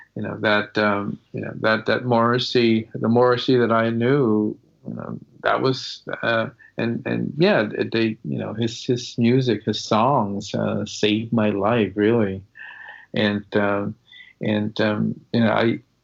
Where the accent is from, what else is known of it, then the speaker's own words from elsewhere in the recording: Malden, Massachusetts, United States; growing up in Malden